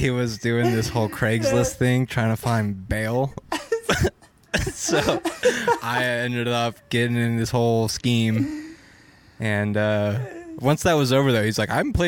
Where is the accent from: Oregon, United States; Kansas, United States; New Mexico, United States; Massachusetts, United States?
Oregon, United States; Ashland; I grew up in Ashland